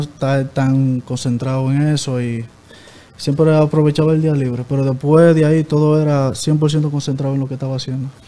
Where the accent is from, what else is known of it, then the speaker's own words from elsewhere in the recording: Salcedo, Hermanas Mirabal, Dominican Republic; Yo soy de Barrio Invi, eh, Salcedo.